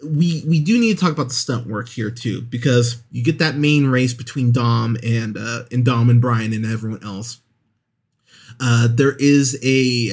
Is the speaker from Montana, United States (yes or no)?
no; Pismo Beach, California, United States; I remember growing up in Pismo Beach in California, going to a couple street races right around a year after this movie came out